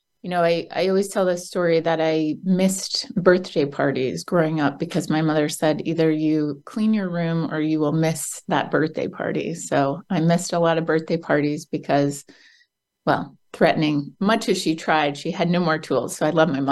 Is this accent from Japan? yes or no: no; New Jersey, United States; also born or lived in London; I'm from New Jersey in the United States, and my whole life I wanted to leave New Jersey